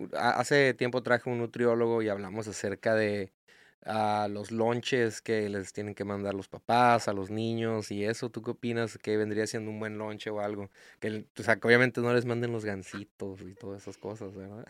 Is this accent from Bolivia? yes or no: no; Mexico; como nosotros como mexicanos